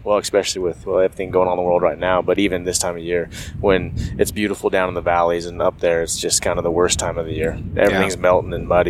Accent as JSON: {"language": "English", "town": "Fruitland", "region": "Idaho", "country": "United States", "tie": "born or raised there", "lives_now": "McCall, United States", "said": "I'm born in Idaho, lived in Idaho my whole life."}